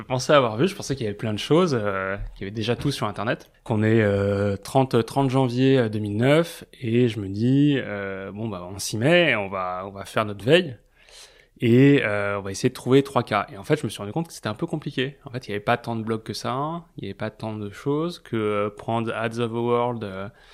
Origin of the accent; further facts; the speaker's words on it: Paris, Île-de-France, France; j'ai grandi à Paris